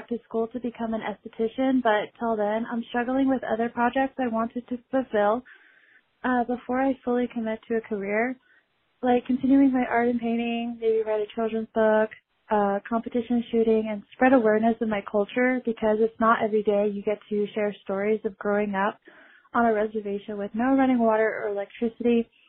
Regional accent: Navajo Nation, United States; Hi, I'm Native American Navajo, turning 24 soon

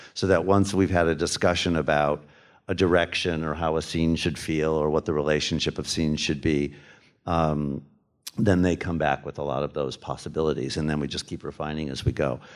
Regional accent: United States; going in as an American

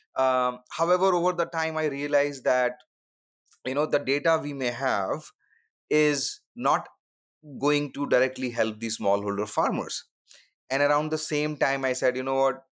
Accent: India; moved away as an adult; also born or lived in Redmond, Washington / Silicon Valley; I grew up in India, you know, lower middle class family

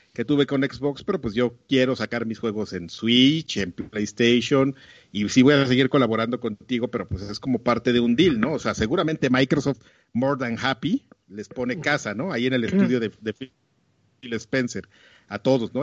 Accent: Mexico

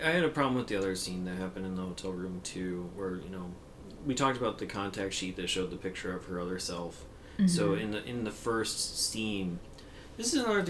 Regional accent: United States; I will not get as an American

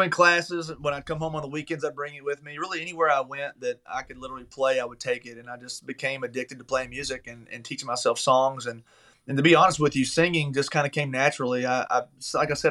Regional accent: Taylorsville, Kentucky, United States; moved away as an adult; now in Nashville, United States; I grew up in Taylorsville, Kentucky. It's a little small town outside of Louisville

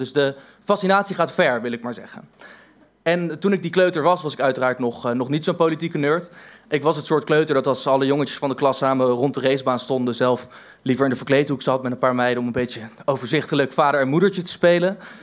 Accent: Voorburg, South Holland, Netherlands; En ik ben opgegroeid in Voorburg, een eh, gemeente direct tegen Den Haag aan

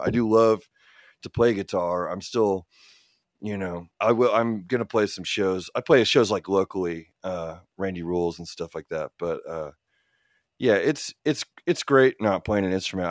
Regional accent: Oklahoma City, Oklahoma, United States; also born or lived in Illinois; I was born in Illinois, for instance, but most of our formative years and into now, we've lived in Oklahoma, I've lived in Oklahoma for all but one year of my life

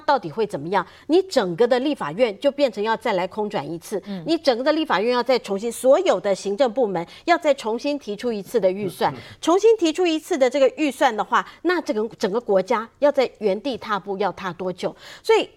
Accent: Taiwan; 我们台湾人

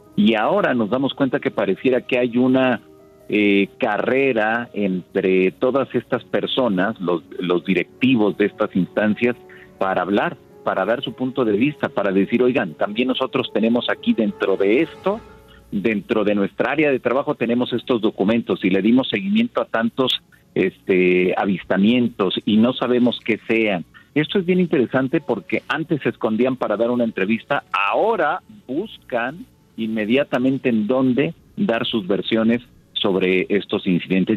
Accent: Mexico

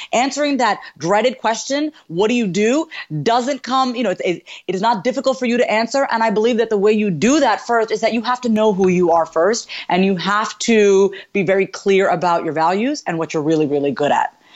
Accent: New York, United States; I was born and raised in New York, and my parents are from India

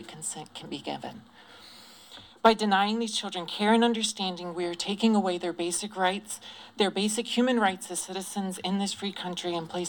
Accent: Greenville, South Carolina, United States; I was raised, I grew up in Greenville, South Carolina, in a very unaccepting family

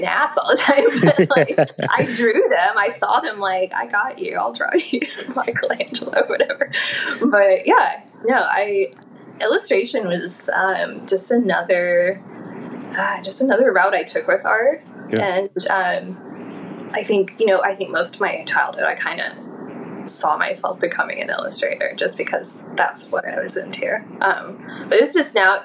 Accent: Oklahoma City, Oklahoma, United States; moved away as an adult; now in Baltimore, United States; I spent 18 years in Oklahoma. Oklahoma City was where I spent 10 of those years. So I'm from the Midwest

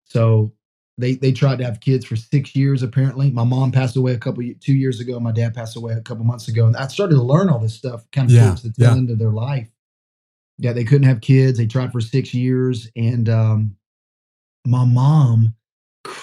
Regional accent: Orlando, Florida, United States; moved away as an adult; also born or lived in Memphis, Tennessee; now in San Antonio, United States; I grew up mostly in Florida

